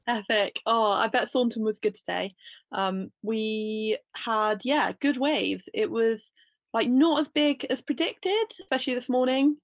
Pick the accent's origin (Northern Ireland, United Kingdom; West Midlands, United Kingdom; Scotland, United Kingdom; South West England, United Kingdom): South West England, United Kingdom; Bude; I live in Bude and I've always lived in Bude, grew up here